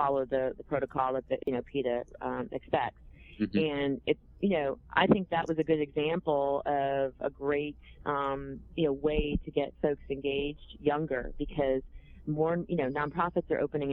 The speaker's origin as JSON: {"language": "English", "region": "Vermont", "country": "United States", "said": "I'm from Vermont. We don't talk like that."}